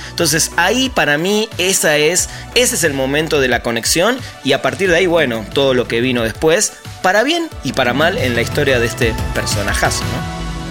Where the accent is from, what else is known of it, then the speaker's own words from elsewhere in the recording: Argentina; soy de Argentina